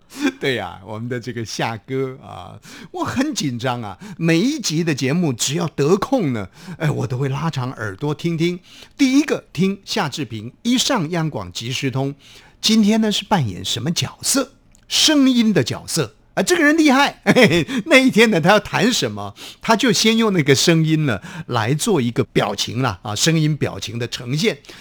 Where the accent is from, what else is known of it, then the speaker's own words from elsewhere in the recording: Taiwan; accent: Taiwanese Hokkien; 用我们的家乡话讲就是哇，就听众朋友都听不懂哇他库西啊，日本话就是我，嗯，哇就是台语我